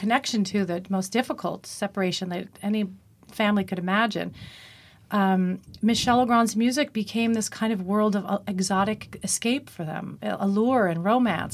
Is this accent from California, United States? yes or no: no; Long Island, New York, United States; accent: Long Island; also born or lived in Manhasset; I was from Long Island